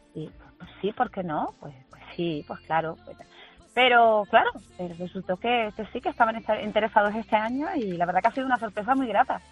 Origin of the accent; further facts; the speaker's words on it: Canary Islands, Spain; yo soy canaria